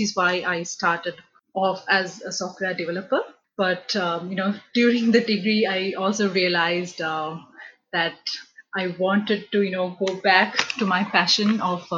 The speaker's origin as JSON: {"language": "English", "country": "Sri Lanka", "tie": "born or raised there", "moved": "as an adult", "said": "I'm originally from Sri Lanka. So back home in Sri Lanka, so we have A-levels"}